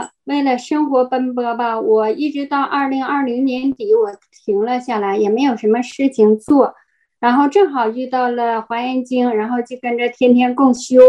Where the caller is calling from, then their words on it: Heilongjiang, China; 我在黑龙江，